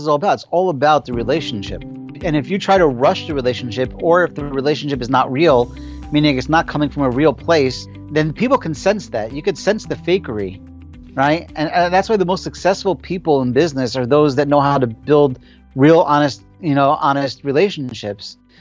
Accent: Passaic, New Jersey, United States; I was born and raised in Passaic, New Jersey

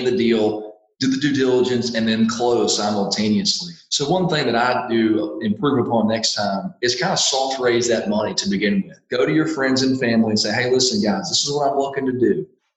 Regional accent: Louisiana, United States; also born or lived in Ann Arbor, Michigan; I'm born and raised in Louisiana

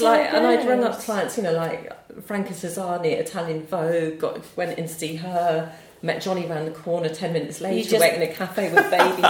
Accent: United Kingdom; moved away as an adult; also born or lived in Newcastle; I grew up in the Cotswolds, actually.

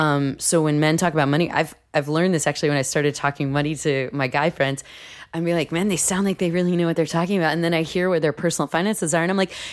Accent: New York City, New York, United States; and growing up in New York too, and like living in New York City, I didn't know anyone else that owned a house or owned property.

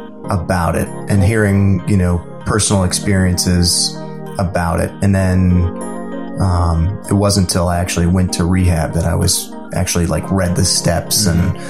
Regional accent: Laurel, Maryland, United States; also born or lived in Deltona, Florida; I am from the Maryland area. Grew up in Laurel and a little bit in Florida and moved around a lot.

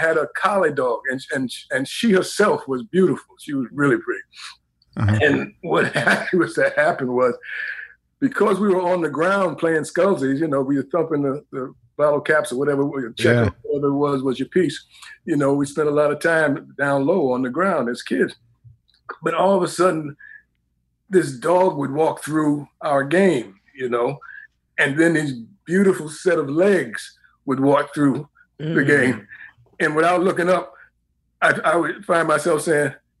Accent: New York City, New York, United States; moved away as an adult; also born or lived in Harlem; now in California, United States; I was born in Harlem, but raised in Greenwich Village

